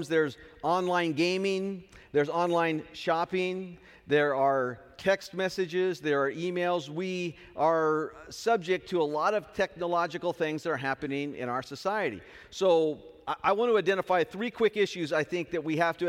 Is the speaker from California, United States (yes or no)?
yes; Southern California, United States; now in Hanford, United States; I am from Southern California